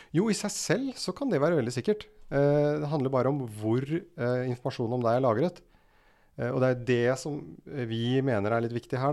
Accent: Rælingen, Akershus, Norway; now in Oslo, Norway; gutt fra Rælingen. bor nå i Oslo

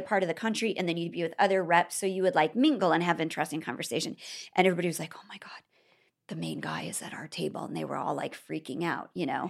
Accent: Bellevue, Nebraska, United States; moved away; I grew up in Bellevue.

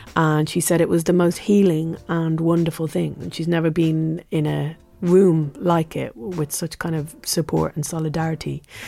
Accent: England, United Kingdom; as an English person

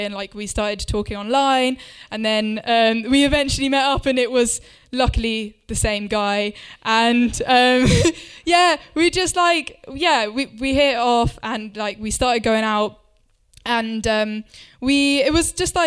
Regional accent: Winchester, South East England, United Kingdom; my hometown of Winchester

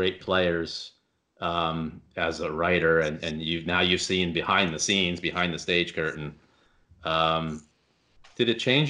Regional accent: Easton, Pennsylvania, United States; I'm from Easton, so Larry Holmes lives right where we are.

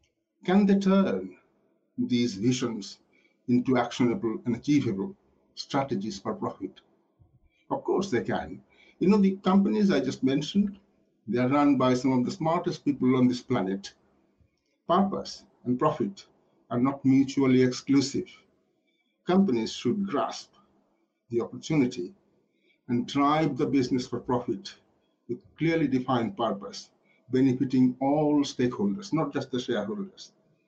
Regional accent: Yorkshire and the Humber, United Kingdom; You know, I grew up in Yorkshire, so I can hardly be called a dreamer.

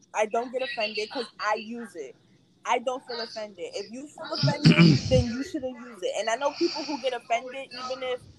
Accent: New York, United States; Listen, I'm from New York.

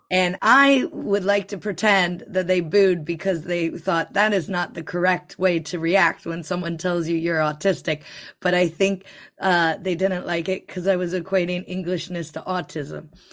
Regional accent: United States; now in United Kingdom; I'm American

